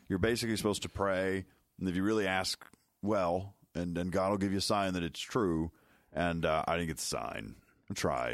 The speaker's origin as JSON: {"language": "English", "town": "Chicago", "region": "Illinois", "country": "United States", "said": "I'm from Chicago"}